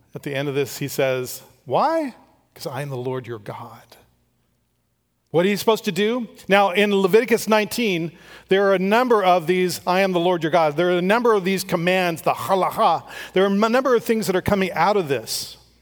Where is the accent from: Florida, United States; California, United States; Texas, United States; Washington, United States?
California, United States; Strathmore; I grew up in Strathmore.